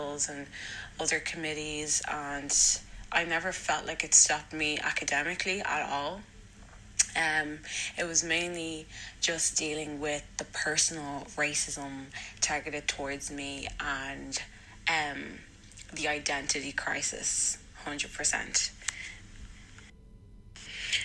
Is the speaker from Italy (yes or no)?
no; Dublin, Leinster, Ireland; also born or lived in Lucan; I grew up, I'd say the beginning of my childhood, I grew up in Lucan, which wasn't that bad at all. But I did end up moving to Blanchardstown